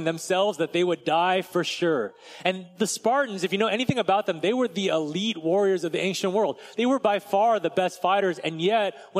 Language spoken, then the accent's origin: English; United States; as American Christians